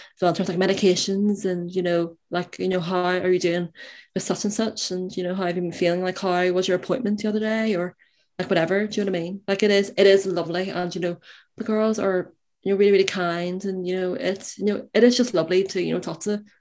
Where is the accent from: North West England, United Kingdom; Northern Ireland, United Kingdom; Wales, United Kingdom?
Northern Ireland, United Kingdom; Belfast; I am from Belfast in Northern Ireland